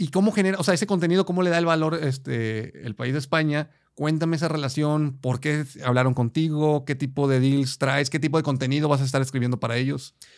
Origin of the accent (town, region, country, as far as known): Mexico